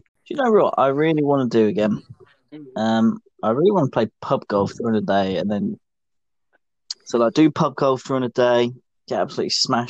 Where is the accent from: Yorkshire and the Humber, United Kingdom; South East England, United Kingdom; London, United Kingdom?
South East England, United Kingdom; Crawley; Yeah, we can tell we're from Crawley.